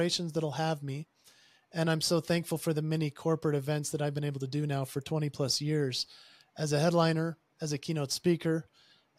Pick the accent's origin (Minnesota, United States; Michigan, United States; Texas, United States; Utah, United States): Utah, United States; I am from Utah, and Utah obviously has a predominant culture of the members that are of the Church of Jesus Christ of Latter-day Saints. And they're commonly known as Mormons. I grew up in that culture.